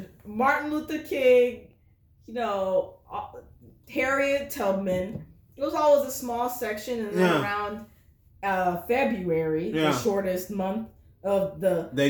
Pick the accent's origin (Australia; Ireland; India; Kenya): Kenya; now in United States; I'm originally from Kenya